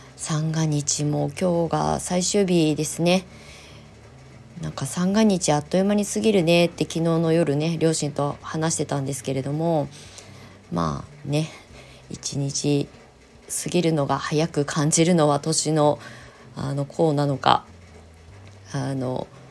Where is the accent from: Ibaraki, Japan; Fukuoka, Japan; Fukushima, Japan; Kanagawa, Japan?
Ibaraki, Japan; Kasama; moved away as an adult; also born or lived in Tokyo / Shonan; 私が生まれ育ったこの茨城県笠間市